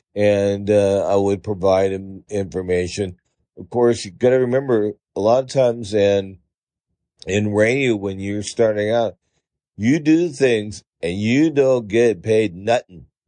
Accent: Pittsburg, California, United States; now in Medford, United States; I grew up in the San Francisco Bay Area in the town of Pittsburgh, the one without the H in it. We, I lived in Pittsburgh, California

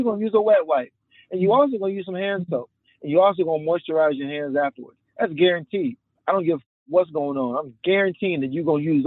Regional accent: Memphis, Tennessee, United States; we're from Memphis

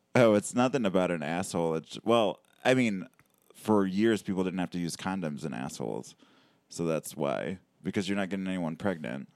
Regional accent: Sterling Heights, Michigan, United States; I grew up in Sterling Heights

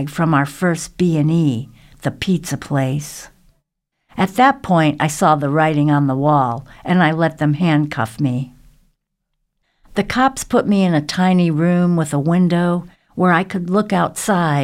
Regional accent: the South, United States; moved away; surviving the South

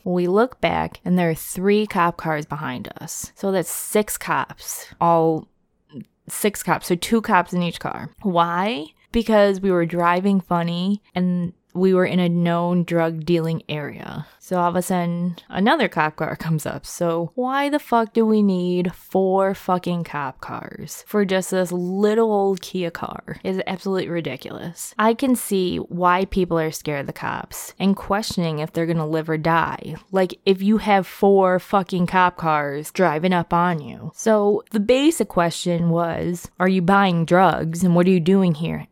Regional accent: Rochester, New York, United States; my hometown of Rochester, New York

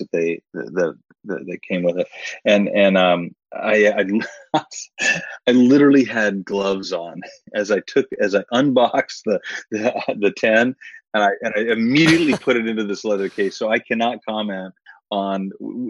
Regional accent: Arizona, United States; I grew up in Arizona

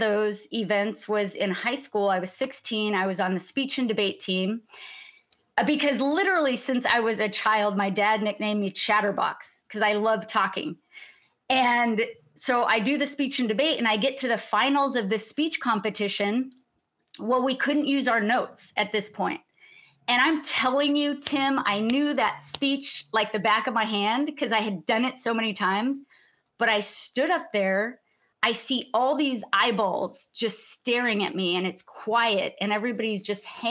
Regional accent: Sacramento, California, United States; also born or lived in Mexico City, Mexico; I was raised in Mexico City, born in Sacramento, California, and then moved to Mexico City when I was 8 years old

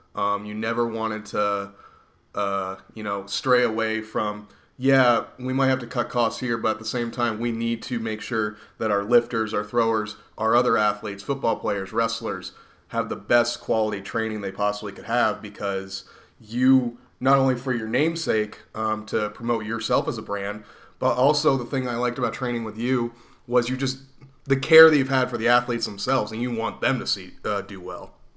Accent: Reading, Pennsylvania, United States; my hometown of Reading, Pennsylvania

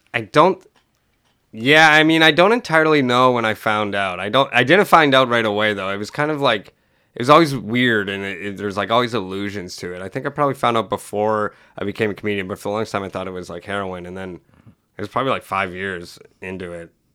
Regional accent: Sault Ste. Marie, Ontario, Canada; I was born in Sault Ste. Marie

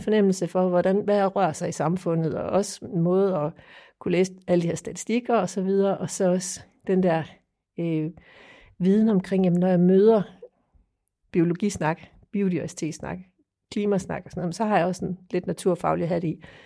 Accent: Funen, Southern Denmark, Denmark; jeg kommer fra Fyn. Jeg bor i Strib

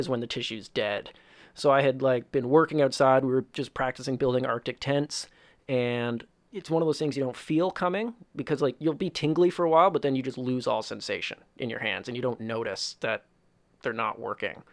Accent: Woodstock, Ontario, Canada; I come from a very small town. Well, not very small, but a small town called Woodstock, Ontario.

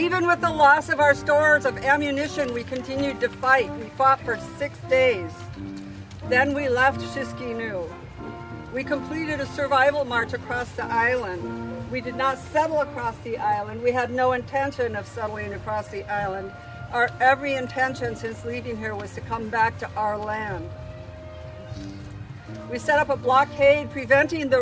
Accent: Tlingit, Alaska, United States; We who are Tlingit

